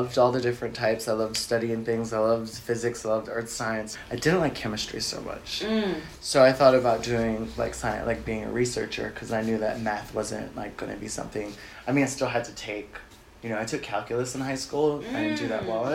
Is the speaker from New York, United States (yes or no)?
yes; New York City, New York, United States; also born or lived in Pennsylvania / Staten Island; I grew up in Bed-Stuy, Brooklyn